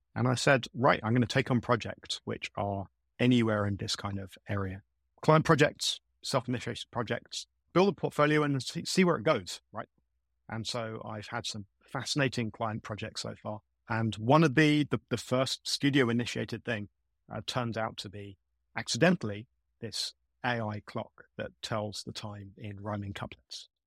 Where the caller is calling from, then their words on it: London, United Kingdom; I'm calling from South London in the UK.